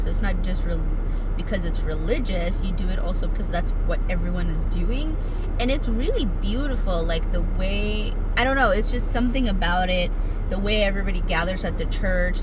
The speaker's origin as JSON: {"language": "English", "country": "Ethiopia", "tie": "born or raised there", "moved": "yes", "said": "when I was growing up in Ethiopia"}